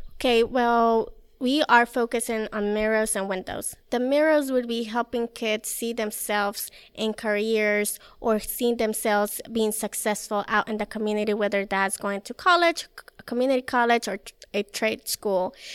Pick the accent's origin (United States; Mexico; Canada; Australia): Mexico; moved away; I'm from Mexico